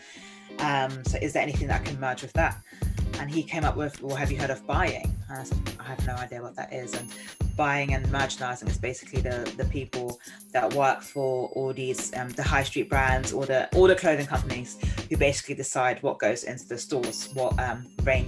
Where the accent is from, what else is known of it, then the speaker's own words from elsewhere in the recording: Nigeria; growing up it was very much like, you know, being Nigerian